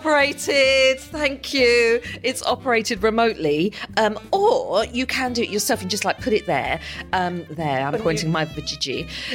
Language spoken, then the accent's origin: English; United Kingdom; accent: British; because I'm British.